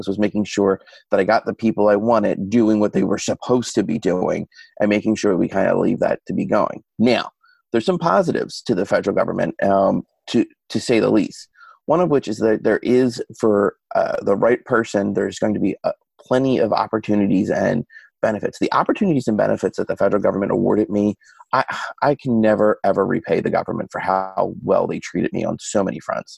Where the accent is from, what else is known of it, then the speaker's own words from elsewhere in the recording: Philadelphia, Pennsylvania, United States; moved away as an adult; now in Washington, D.C., United States; I'm an Irish Catholic kid who grew up in Northeast Philadelphia